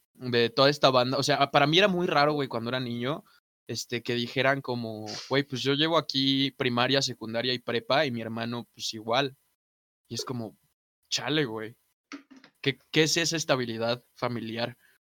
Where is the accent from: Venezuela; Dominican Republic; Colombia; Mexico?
Mexico; Nací aquí en México